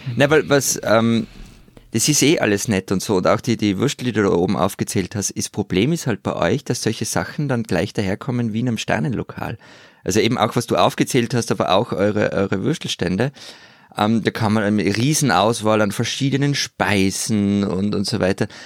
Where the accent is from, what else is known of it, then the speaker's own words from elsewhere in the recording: Innsbruck, Tyrol, Austria; meine Heimatstadt Innsbruck